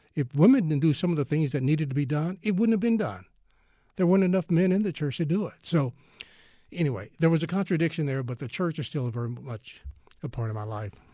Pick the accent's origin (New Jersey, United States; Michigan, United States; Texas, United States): Texas, United States; I am Texan all the way